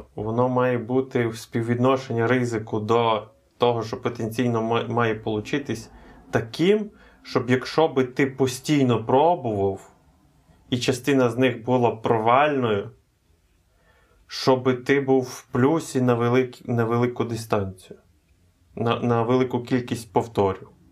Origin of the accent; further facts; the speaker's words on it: Ukraine; Ми з України.